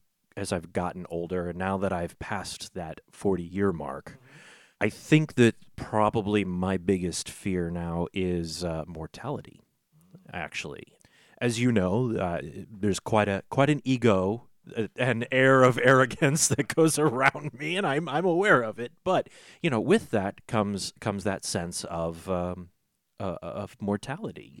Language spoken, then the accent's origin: English; St. Louis, Missouri, United States; I grew up in South St. Louis